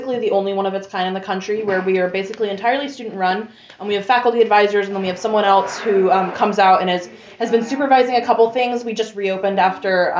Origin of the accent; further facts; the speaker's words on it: Durham, North Carolina, United States; moved away as an adult; now in Richmond, Indiana, United States; I'm from Durham, North Carolina.